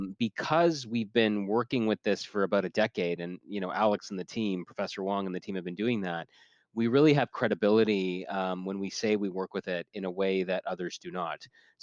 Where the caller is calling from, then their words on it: Toronto, Ontario, Canada; We're based in Waterloo, Ontario, Canada, although I'm speaking from Toronto, where I live.